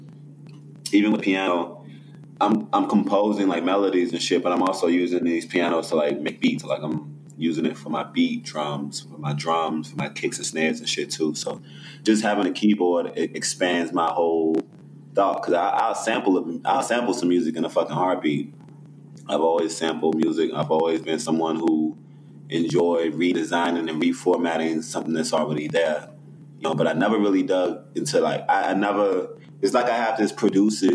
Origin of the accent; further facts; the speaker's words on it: Chicago, Illinois, United States; also born or lived in Memphis / New York; I pretty much grew up in Chicago. I was born in Memphis and raised in Chicago